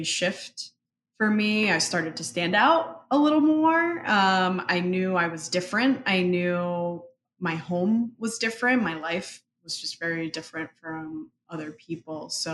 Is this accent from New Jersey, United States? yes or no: yes; Paterson, New Jersey, United States; first language Spanish; English is a second language; also born or lived in Dominican Republic; my parents moved to Paterson, New Jersey